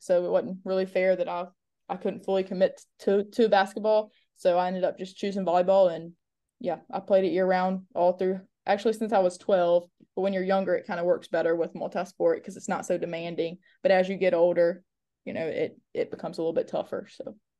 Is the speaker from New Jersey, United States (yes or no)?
no; Mobile, Alabama, United States; I was born and raised in Mobile, um, went to high school in Mobile, went to college in Mobile